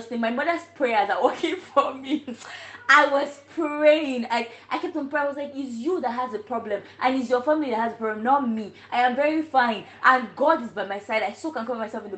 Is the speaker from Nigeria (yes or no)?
yes; Nigeria; now in China; I am Nigerian and I'm a medical student in China.